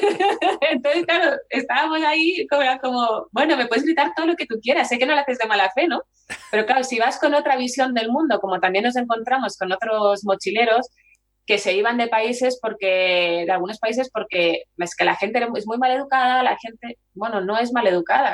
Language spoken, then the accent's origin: Spanish; Chile; also born or lived in Barcelona; now in Valladolid, Spain; soy chilena